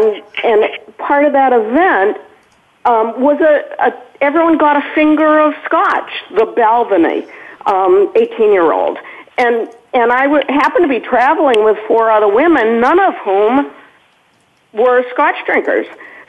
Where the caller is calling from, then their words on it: New Hampshire, United States; I'm calling from New Hampshire today